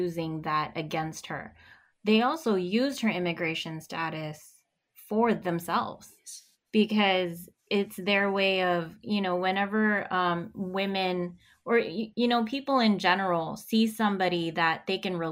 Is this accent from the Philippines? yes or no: yes; Philippines; now in United States; I'm Filipino, and our people have to go in other countries in order to work